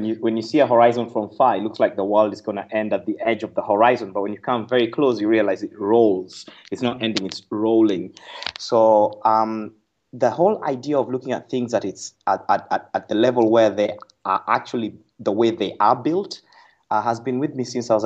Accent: Nakuru, Nakuru County, Kenya; Well, I'm a Kenyan, born and raised in Kenya. 1975, March 6th, in a little town called Nakuru, Kenya

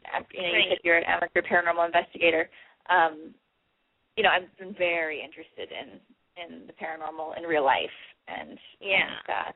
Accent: Hawaii, United States; I grew up in Hawaii

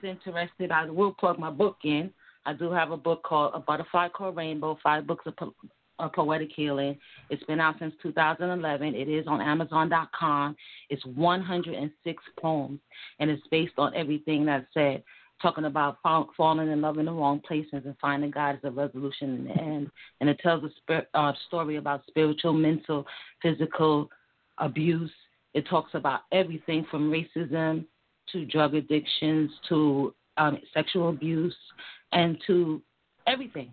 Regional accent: New York, United States; moved away as an adult; now in Charlotte, United States; I grew up in New York

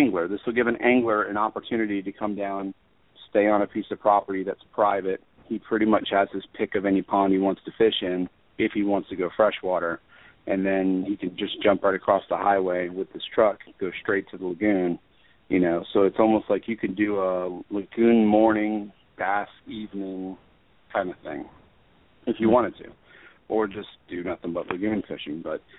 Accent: New York, United States; born there; I was born in Long Island, so yeah, I've experienced snowblowers before.

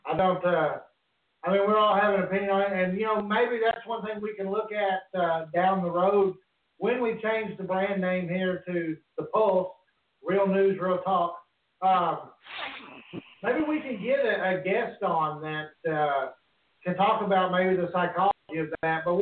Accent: Arkansas, United States; you and I are from Arkansas

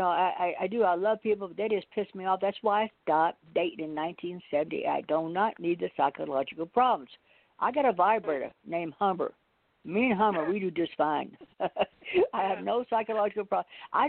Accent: Carmel, United States; because I used to do that when I was a little girl growing up in Carmel.

